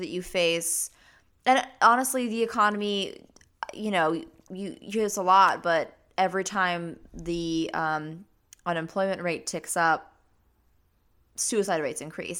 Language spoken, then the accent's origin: English; Wyoming, United States; I'm from Wyoming, Cheney's home state